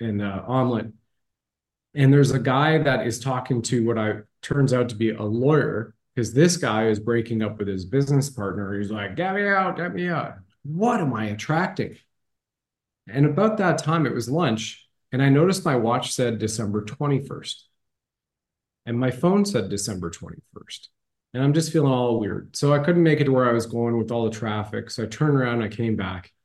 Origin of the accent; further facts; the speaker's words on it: Ontario, Canada; When I grew up in Ontario, Canada